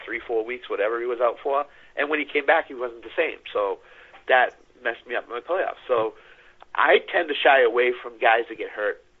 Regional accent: New England, United States; I'm from New England, too, and I'm a Patriots fan

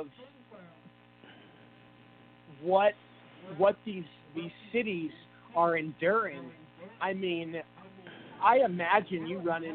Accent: Seattle, Washington, United States; also born or lived in Arizona / California; now in Palm Springs, United States; I'm from Seattle. You know, I've lived in, you know, Arizona, California for a long time. But if you go, and I live in Palm Springs, California

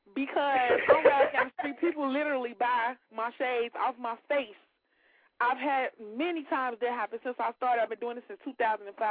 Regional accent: Chicago, Illinois, United States; I'm born and raised West Side

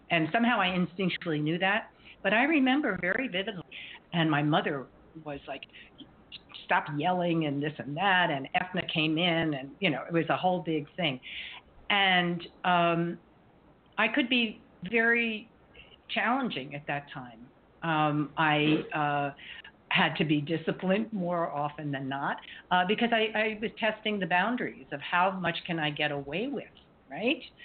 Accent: New York, United States; growing up in New York

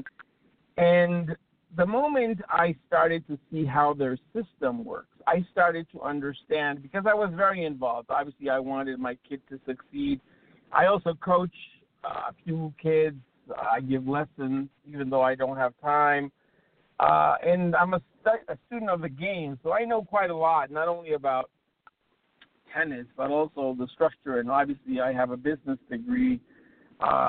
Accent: Bolivia; now in United States; I'm originally from Bolivia, which is one of the poorest countries in the universe

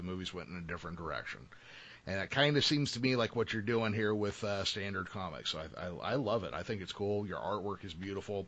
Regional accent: United States; an American from the States

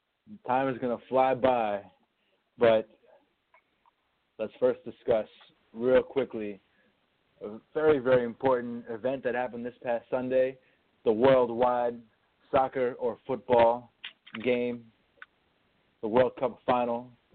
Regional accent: United States; I am half of the Italian heritage, and Italy was not there. I am half of the Cuban heritage, and they were not there. And I am American

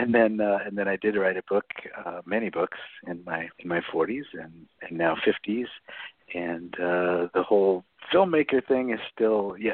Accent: Long Beach, California, United States; I grew up in Long Beach, California

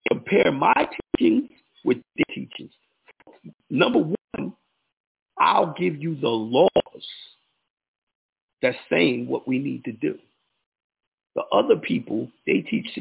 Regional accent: New York, United States; I'm from New York

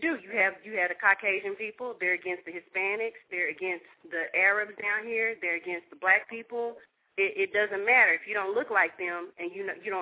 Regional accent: Dallas, Texas, United States; also born or lived in Detroit; I was born and raised here in Texas

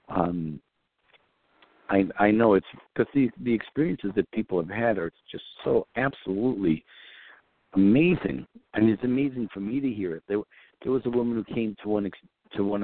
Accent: New York, United States; I grew up in New York

